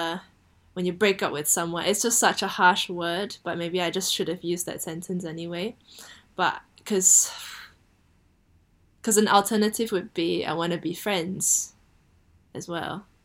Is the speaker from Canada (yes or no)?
no; Singapore; moved away as an adult; now in United Kingdom; I was born in Singapore and raised in Singapore